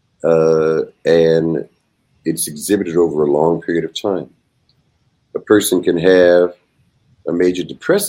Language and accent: English; Tuskegee, Alabama, United States; Originally, I'm from Alabama. I grew up in Tuskegee Institute